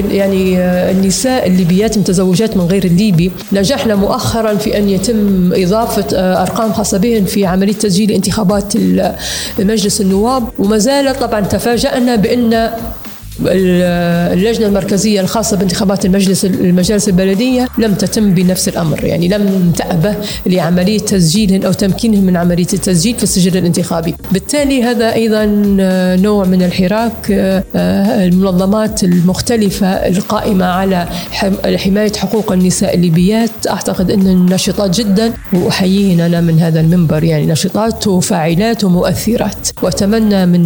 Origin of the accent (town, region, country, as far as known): Libya